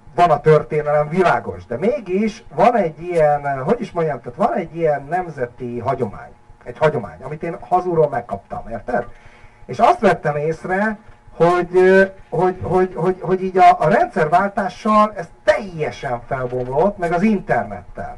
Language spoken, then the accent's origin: Hungarian; Hungary; De én magyar vagyok